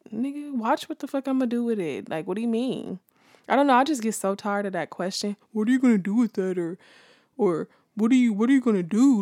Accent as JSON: {"language": "English", "town": "Los Angeles", "region": "California", "country": "United States", "tie": "born or raised there", "said": "I'm from South Central California. Um, born and raised"}